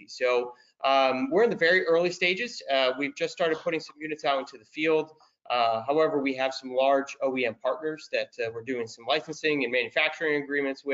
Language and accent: English; United States; being American and not speaking Italian